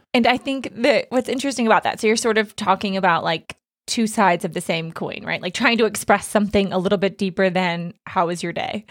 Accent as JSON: {"language": "English", "country": "Australia", "said": "I'm from Australia."}